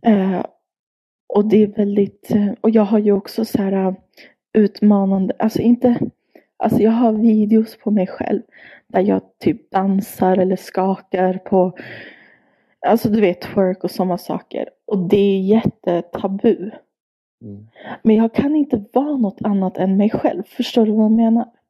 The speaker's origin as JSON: {"language": "Swedish", "country": "Sweden", "tie": "born or raised there", "said": "jag har bott och växt upp här i Sverige, lärt mig svenska, gått i skola"}